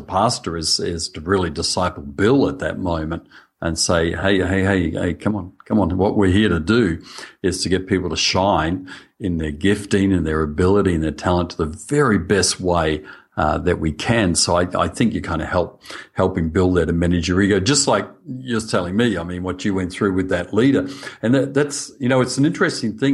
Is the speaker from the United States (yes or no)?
no; Australia; accent: Australian; I'm speaking Australian.